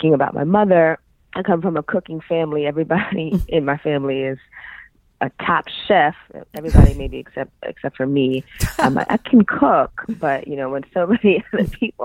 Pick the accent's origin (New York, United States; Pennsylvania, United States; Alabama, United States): New York, United States; New York City; moved away as an adult; also born or lived in San Diego; I grew up in Harlem, New York City, and that's kind of like where a lot of my childhood memories are, is in Harlem, in the city